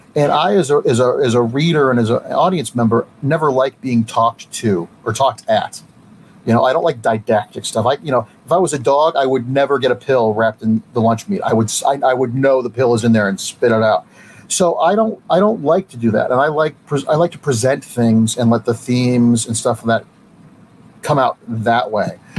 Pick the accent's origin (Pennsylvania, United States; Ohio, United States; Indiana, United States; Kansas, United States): Ohio, United States; Mentor; I grew up in Mentor, Ohio, a suburb of Cleveland